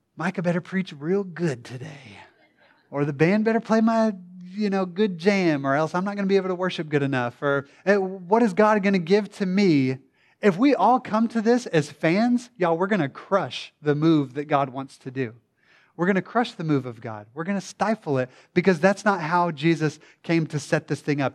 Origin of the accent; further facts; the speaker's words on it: the Bible Belt, United States; I was born and raised in the Bible Belt